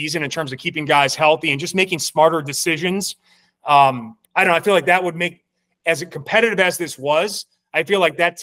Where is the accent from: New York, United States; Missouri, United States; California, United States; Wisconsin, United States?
Wisconsin, United States; Milwaukee; I'm from Milwaukee